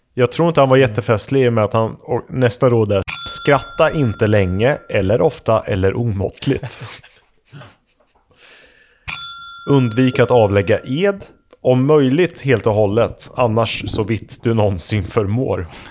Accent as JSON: {"language": "Swedish", "area": "near Vadstena", "region": "Östergötland", "country": "Sweden", "said": "i Vadstena. Mm. I närheten av där jag kommer ifrån"}